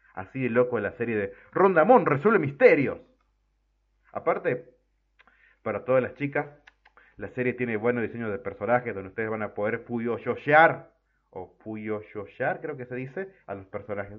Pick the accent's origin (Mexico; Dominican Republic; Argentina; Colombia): Argentina; en mi país, en Argentina